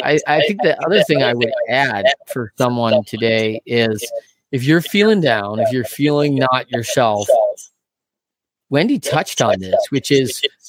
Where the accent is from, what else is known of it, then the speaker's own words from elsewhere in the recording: Battle Creek, Michigan, United States; now in Grand Rapids, United States; I grew up in Battle Creek, Michigan, and live in Grand Rapids.